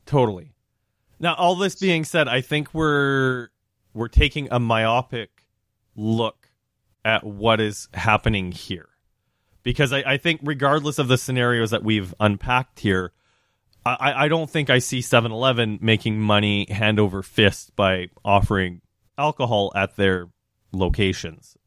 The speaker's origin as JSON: {"language": "English", "region": "Saskatchewan", "country": "Canada", "tie": "born or raised there", "moved": "yes", "said": "working at the grocery store growing up in Saskatchewan"}